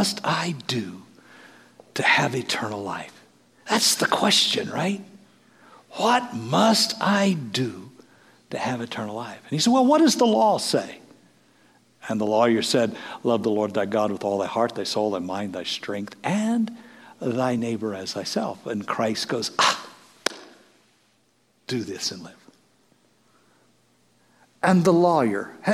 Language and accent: English; Moline, Kansas, United States; now in Hutchinson, United States; friends I grew up with in Moline, Kansas